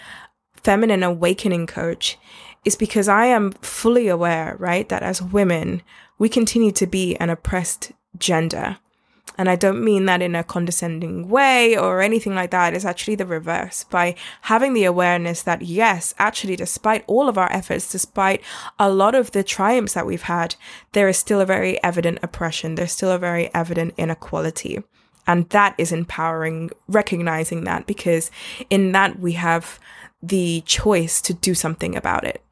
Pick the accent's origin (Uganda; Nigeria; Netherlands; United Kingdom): United Kingdom; London; in terms of where this accent came from, I was born in London. I also live in London